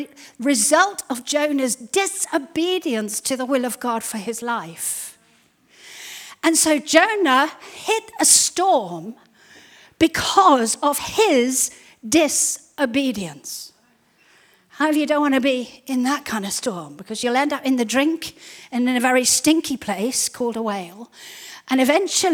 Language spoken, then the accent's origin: English; Zimbabwe; when we were growing up in Zimbabwe